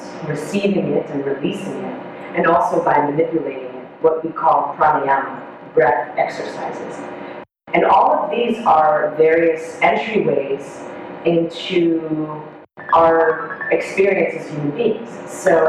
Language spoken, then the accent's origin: English; Israel; first language Hebrew; English is a second language; I'm Israeli, so my native tongue is Hebrew